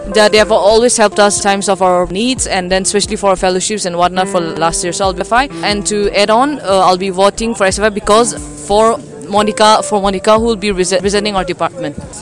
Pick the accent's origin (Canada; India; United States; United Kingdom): India; Northeast India; moved away as an adult; now in Hyderabad, India; coming from a northeast northeastern region